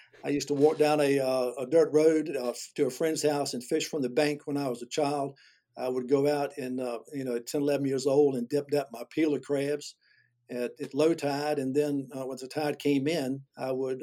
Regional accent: Gloucester, Virginia, United States; I grew up in Gloucester, Virginia, and that's where I've lived my whole life.

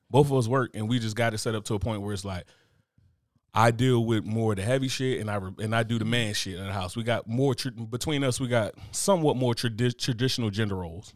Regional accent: United States; I'm American

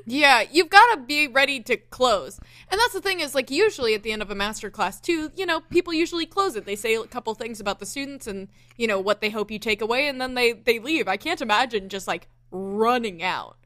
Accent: the South, Southern United States, United States

